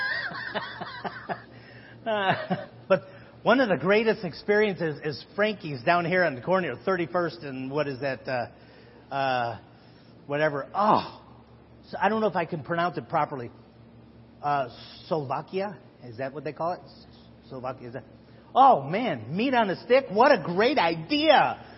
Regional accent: Chicago, Illinois, United States; My wife and I both born and raised in Chicago

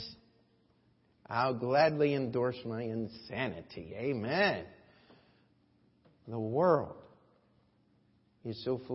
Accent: United States; As an American

